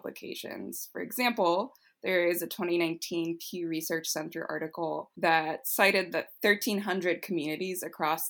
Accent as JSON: {"language": "English", "town": "Los Angeles", "region": "California", "country": "United States", "tie": "born or raised there", "said": "growing up in Los Angeles"}